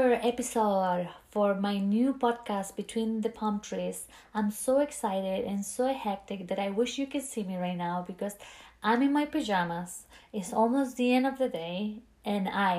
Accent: Chile; English is a second language; moved away as an adult; now in Key West, United States; I originally from another country, which is Chile, a country that I love so, so very much. And my first language is not English

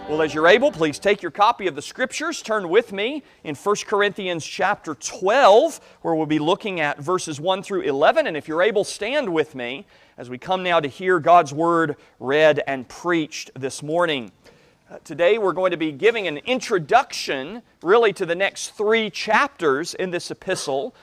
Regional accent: United States; as American Christians

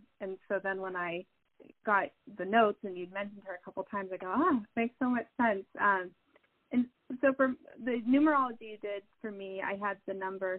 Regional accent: United States; now in Seattle, United States; I grew up in Lake Tahoe.

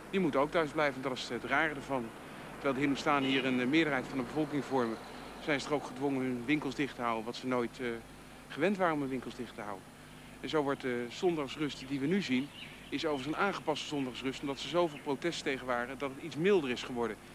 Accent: Fiji; I'm Indian.

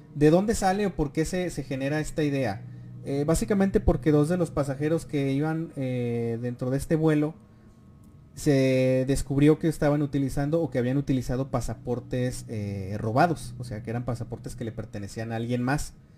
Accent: Durango, Mexico; Nosotros somos de, somos de Durango

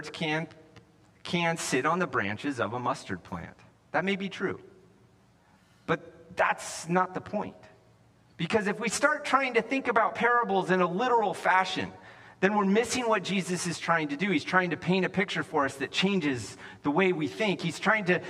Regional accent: the West, United States; moved away as an adult; also born or lived in California; I grew up in the West

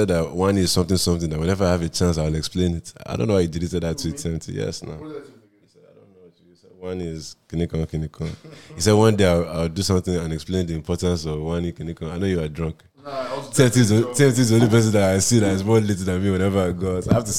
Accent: Costa Rica; I'm from Costa Rica, man. I don't do like that.

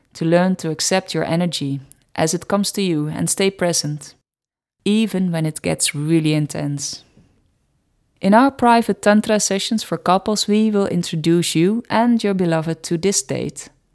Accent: Netherlands; accent: Dutch; English is a second language; my Dutch accent

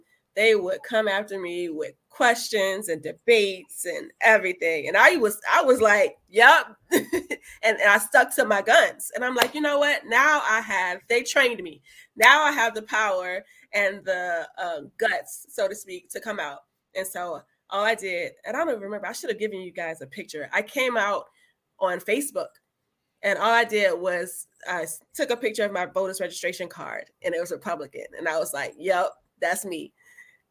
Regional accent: Florida, United States; moved away; I'm from Florida originally.

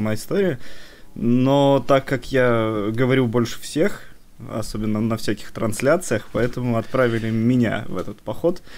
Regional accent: Nevinnomyssk, Stavropol Krai, Russia; now in Saint Petersburg, Russia; мы из города, который называется Нивенномыс

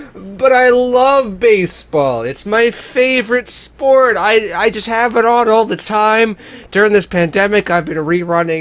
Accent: United States; being an American

